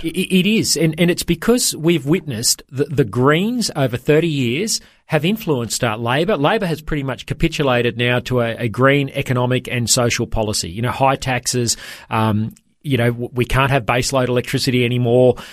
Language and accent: English; Toowoomba, Queensland, Australia; my hometown of Toowoomba